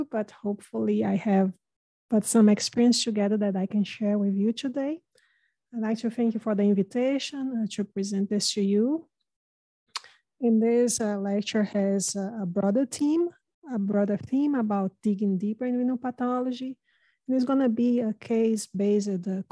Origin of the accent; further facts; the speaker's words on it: Brazil; English is a second language; now in United States; I have an accent. And as Dr. Rastogi mentioned, I'm not originally from America, I'm Brazilian.